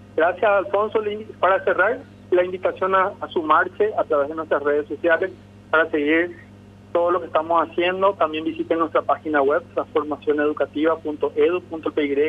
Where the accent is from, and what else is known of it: Paraguay